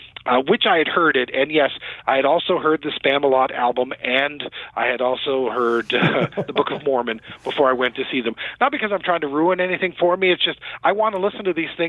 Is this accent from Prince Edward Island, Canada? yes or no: yes; Summerside, Prince Edward Island, Canada; Prince Edward Island, the smallest province in Canada where I went to high school. And, you know, I grew up in Summerside, which is right about in the middle.